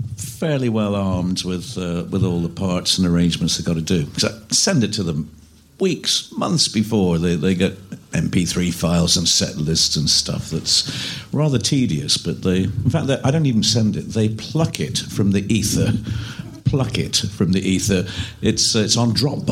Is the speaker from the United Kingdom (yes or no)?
yes; Edinburgh, Scotland, United Kingdom; moved away; Presbyterian church music and folk music that I grew up with in Scotland.